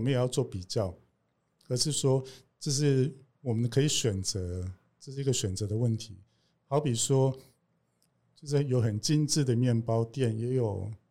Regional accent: Kaohsiung, Taiwan; 我是高雄人

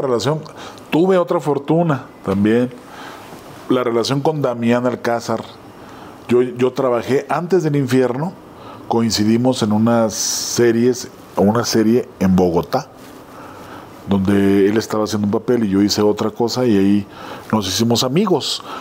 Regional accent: Ciudad Juárez, Chihuahua, Mexico; moved away as an adult; now in Mexico City, Mexico

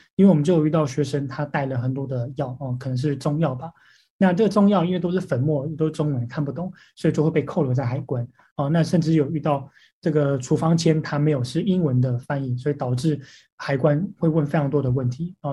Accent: Taiwan; moved away; 我说来自台湾

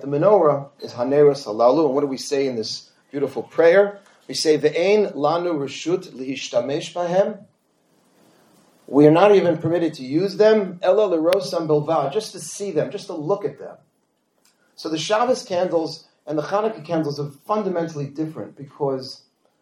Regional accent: New York City, New York, United States; We grew up in Forest Hills, Queens

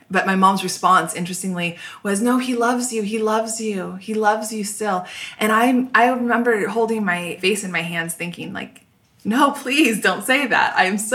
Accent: Orange, California, United States; born there; I was born in Orange, and my family moved a lot when I was growing up.

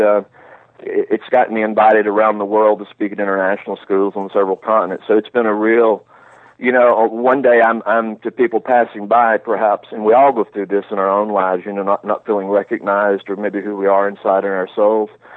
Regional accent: Alabama, United States; moved away as an adult; now in Rome, Italy; I grew up in Alabama

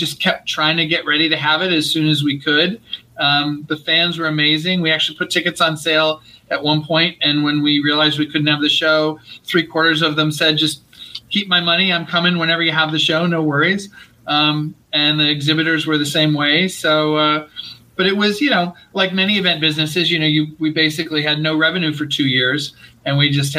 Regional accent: Rochester, New York, United States; moved away as an adult; now in Los Angeles, United States; I grew up in upstate New York, grew up in Rochester, New York. And after college, was in New York for 10 years and moved out to LA in 94 to work for Disney.

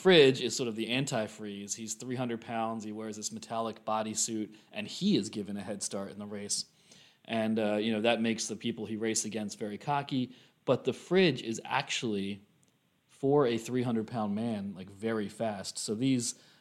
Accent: Pennsylvania, United States; I grew up in Pennsylvania

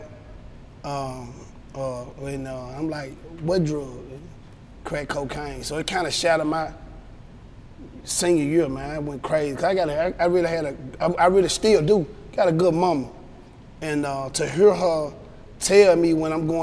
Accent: Memphis, Tennessee, United States; also born or lived in Rosedale, Mississippi; I'm not really actually from Memphis. I'm from Rosedale, Mississippi, from a place down there by Cleveland. It's in Bolivar County. We moved up to Memphis maybe back in like 1988. I was probably 8 years old.

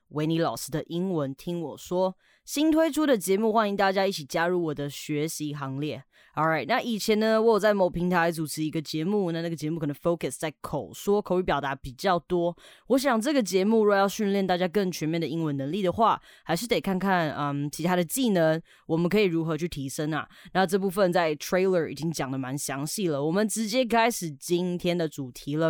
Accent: Canada; moved away; 以前小时候我在加拿大的时候，我们社区的小朋友很喜欢玩水枪啊

